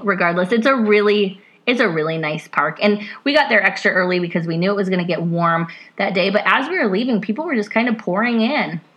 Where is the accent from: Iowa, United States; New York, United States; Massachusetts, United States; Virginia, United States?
Iowa, United States; now in Ohio, United States; growing up in Iowa